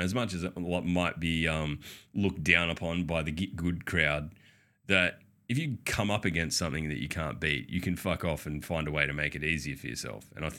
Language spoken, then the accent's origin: English; Australia; We're Australian. Everything sounds weird to us.